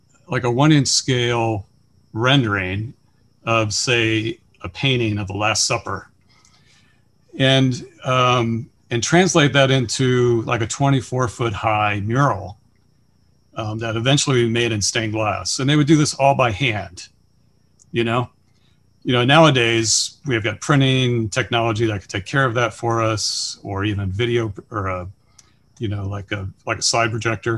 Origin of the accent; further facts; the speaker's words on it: Chesterland, Ohio, United States; also born or lived in Cincinnati, Ohio; I grew up in Chesterland, Ohio